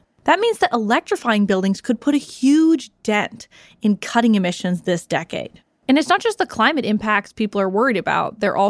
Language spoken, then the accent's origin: English; California, United States; my home state of California